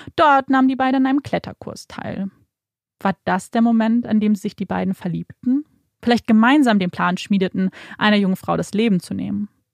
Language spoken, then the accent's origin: German; Germany; bei uns in Deutschland